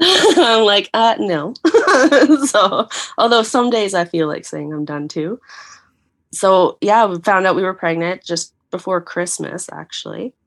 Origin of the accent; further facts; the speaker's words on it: Canada; moved away; I actually own a condo back uh, in my hometown